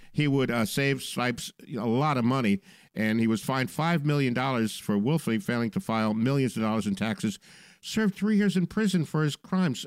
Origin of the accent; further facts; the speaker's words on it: Long Island, New York, United States; From, from Long Island, New York, my hometown